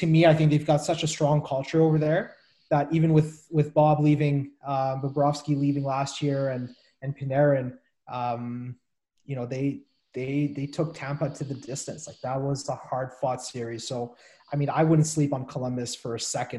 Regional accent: Montreal, Quebec, Canada; Growing up in Montreal

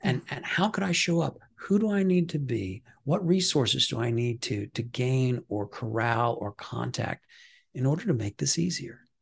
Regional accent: Midwest, United States; I'm from the Midwest

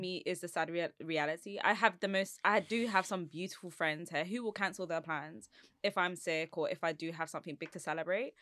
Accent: London, United Kingdom; I'm from Southeast London

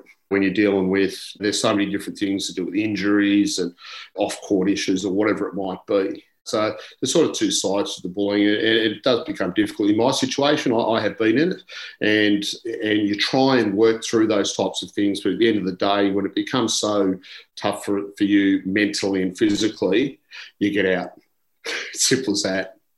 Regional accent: Canberra, Australian Capital Territory, Australia; I grew up in Canberra

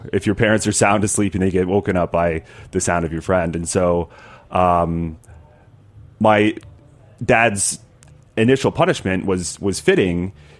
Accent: Tennessee, United States; I grew up in Tennessee

